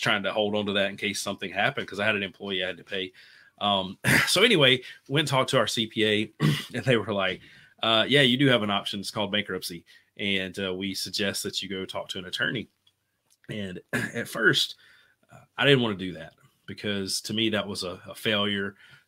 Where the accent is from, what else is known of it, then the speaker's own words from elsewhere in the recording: Bossier City, Louisiana, United States; So I'm from Bossier City, Louisiana. It's a city. I grew up in the middle of nowhere in the country, is what we call it, you know, in the sticks, I guess.